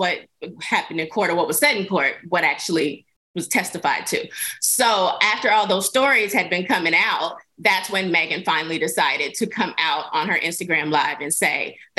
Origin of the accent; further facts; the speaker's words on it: Texas, United States; as a Texan